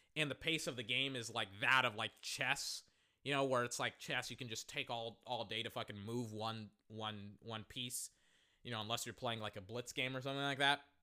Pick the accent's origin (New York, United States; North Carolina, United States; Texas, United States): Texas, United States; I am black and from Texas